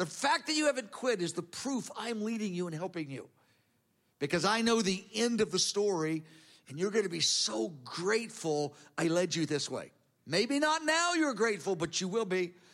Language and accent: English; United States; I'm an American. We don't do it that way here.